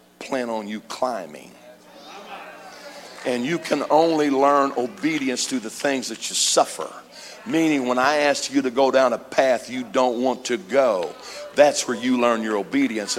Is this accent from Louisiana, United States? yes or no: no; Missouri, United States; now in California, United States; I grew up in Missouri